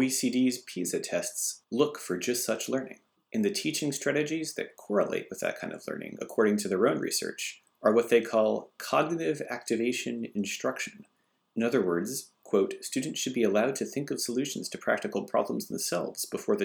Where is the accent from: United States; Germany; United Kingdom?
United States; Massachusetts; growing up in Massachusetts